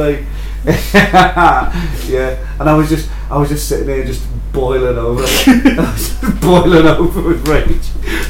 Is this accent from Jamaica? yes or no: no; United Kingdom; Being British?